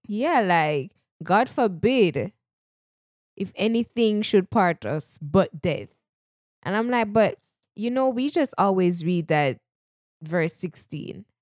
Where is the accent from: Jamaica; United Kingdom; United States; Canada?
Jamaica; accent: Jamaican; moved away; I am a Jamaican. At times, you'll hear my Jamaican accent come out, a proud Jamaican at least